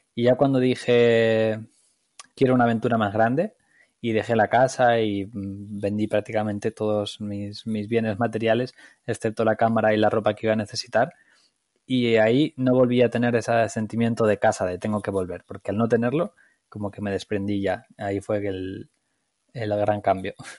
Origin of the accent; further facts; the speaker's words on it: Aranda de Duero, Castile and León, Spain; moved away; also born or lived in Barcelona; soy un chico de Aranda de Duero, de Burgos, en España